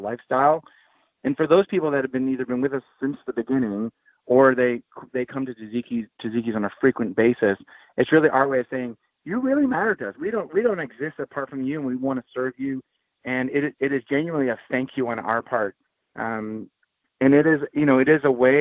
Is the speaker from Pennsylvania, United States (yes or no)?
yes; Philadelphia, Pennsylvania, United States; I was born in Philadelphia